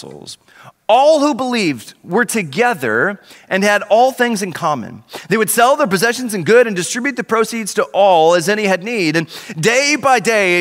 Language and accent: English; Oklahoma, United States; moved away as an adult; now in Dallas, United States; Originally, my family and I are from Oklahoma